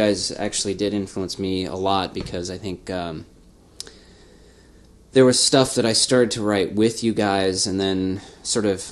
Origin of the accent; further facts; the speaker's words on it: Spokane, Washington, United States; growing up, you know, in Spokane and being 13, 14